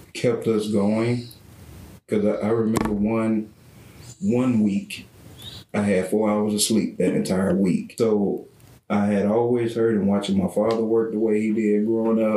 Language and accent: English; Brownwood, Texas, United States; we're from Brownwood